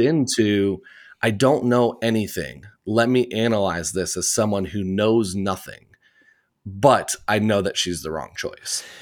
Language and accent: English; Indiana, United States; I grew up in Indiana in the United States, in the Midwest